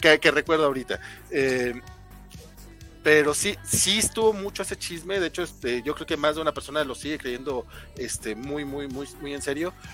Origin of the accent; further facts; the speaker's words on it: Durango, Mexico; Isaac y yo somos de Durango